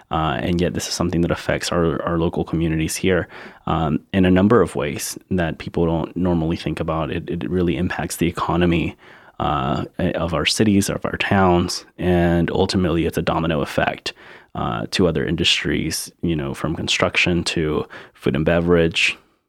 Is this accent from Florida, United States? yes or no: no; Charleston, South Carolina, United States; also born or lived in Mexico; I am a Mexican-born Charleston native. I like to say I've been here all my life, so I grew up here in Charleston.